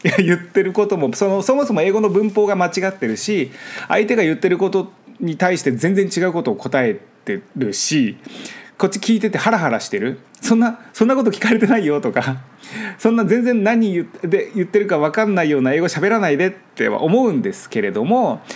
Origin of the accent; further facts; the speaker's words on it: Japan; first language Japanese; moved away as an adult; now in Los Angeles, United States; 僕は日本で育ってるので